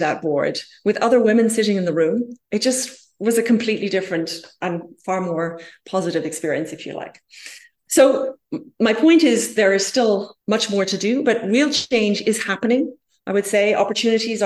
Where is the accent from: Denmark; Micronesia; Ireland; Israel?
Ireland; I'm originally from Ireland myself